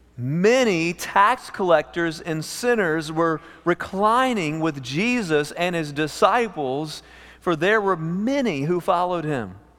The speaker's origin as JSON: {"language": "English", "region": "East Texas", "country": "United States", "tie": "born or raised there", "also_born_or_lived": "Amarillo, Texas", "said": "We grew up in East Texas at a camp for emotionally disturbed teenagers, homeschooled through fifth grade"}